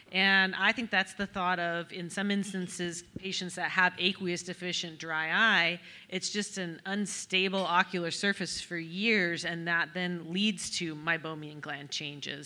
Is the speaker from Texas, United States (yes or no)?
no; Reno, Nevada, United States; now in Birmingham, Alabama, United States; we're both from Reno, Nevada